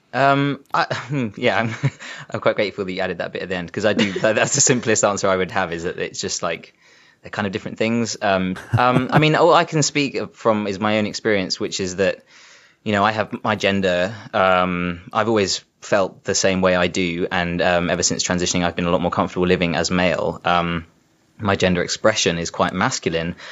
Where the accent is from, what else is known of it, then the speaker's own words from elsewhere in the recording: South East England, United Kingdom; I grew up in Southeast England.